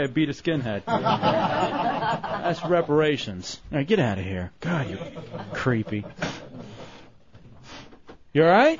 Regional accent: Texas, United States; All-star baseball player growing up in Texas.

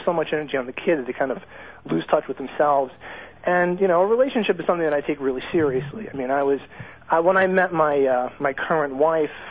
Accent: New York, United States; I'm a New Yorker

